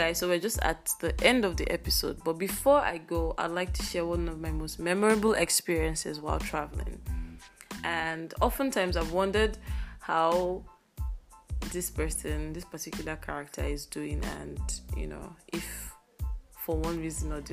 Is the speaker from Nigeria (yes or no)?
yes; Nigeria; As a Nigerian